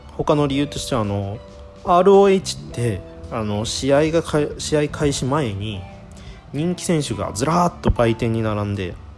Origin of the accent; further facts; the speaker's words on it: Japan; 生まれた時からずっと日本で暮らしてきたんですけど